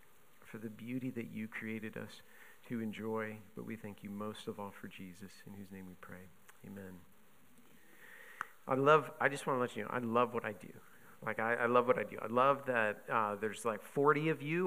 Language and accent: English; Buffalo, New York, United States; moved away; I grew up in Buffalo